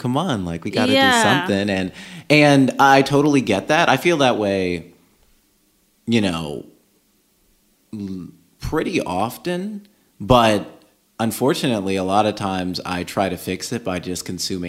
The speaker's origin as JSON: {"language": "English", "region": "Georgia", "country": "United States", "moved": "yes", "lives_now": "California, United States", "said": "we're from Georgia."}